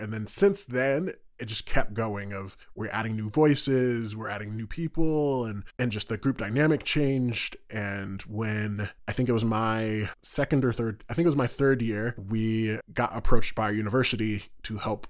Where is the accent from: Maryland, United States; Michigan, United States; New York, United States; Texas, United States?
New York, United States; now in Utah, United States; I'm originally from New York, and so I hail from the East Coast. So I've been out in Utah now about 7 years.